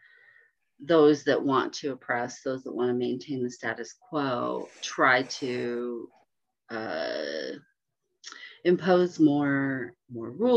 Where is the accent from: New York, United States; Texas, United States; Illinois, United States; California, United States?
California, United States; Bay Area, Northern; I grew up in the Bay Area up in Northern California.